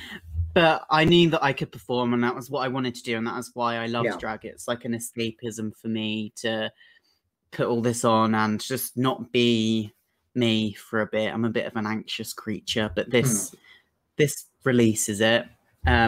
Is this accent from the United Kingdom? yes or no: yes; Brighton, South East England, United Kingdom; I'm from Brighton and it's quite hard to break out anywhere in Brighton